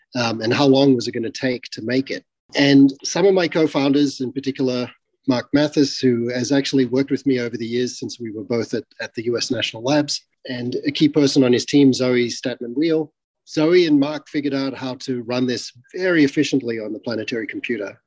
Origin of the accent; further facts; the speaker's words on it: Australia; moved away; I'm originally from Australia